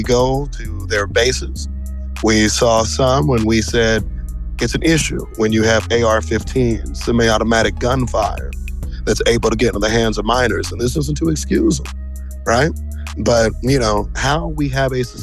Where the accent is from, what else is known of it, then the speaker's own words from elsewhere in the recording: Kansas City, Missouri, United States; growing up in Kansas City